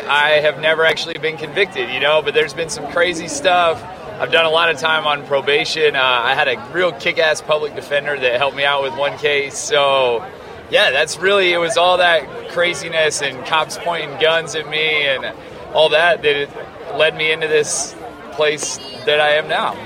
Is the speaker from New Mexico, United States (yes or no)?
yes; Farmington, New Mexico, United States; I'm from Farmington, New Mexico